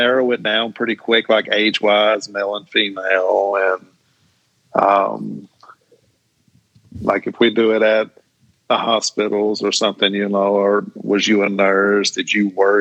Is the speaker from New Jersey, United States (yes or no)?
no; Tucker's Crossroads, Tennessee, United States; I grew up in the Tucker's Crossroads community